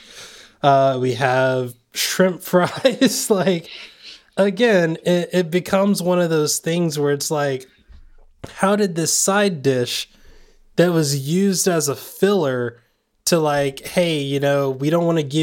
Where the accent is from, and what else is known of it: Southern California, United States